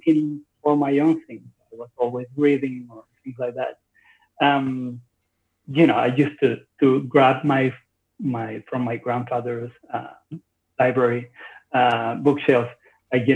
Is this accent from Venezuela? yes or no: yes; Maracaibo, Zulia, Venezuela; I was born in Venezuela